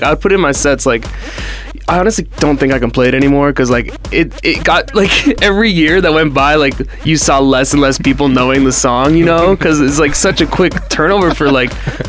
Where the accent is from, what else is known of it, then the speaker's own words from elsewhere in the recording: New Hampshire, United States; I'm from New Hampshire.